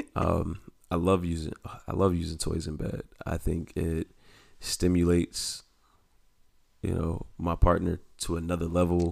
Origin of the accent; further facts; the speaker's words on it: the South, United States; I grew up in the South